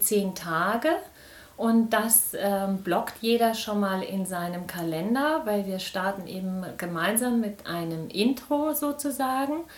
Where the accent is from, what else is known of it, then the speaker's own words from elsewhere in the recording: Biedenkopf, Hesse, Germany; ich bin hier in Biedenkopf geboren